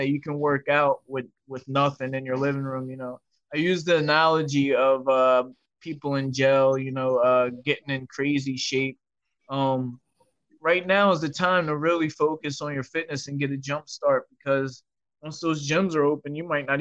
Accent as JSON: {"language": "English", "town": "Fairless Hills", "region": "Pennsylvania", "country": "United States", "said": "I'm from Bucks County, Fairless Hills"}